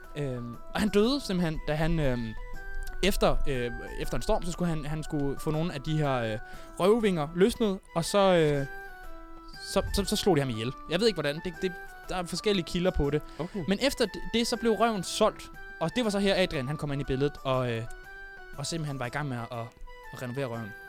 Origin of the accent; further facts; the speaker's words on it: Funen, Southern Denmark, Denmark; Jeg har været en tur øh, på Fyn, min ja. Øh, hjemstavn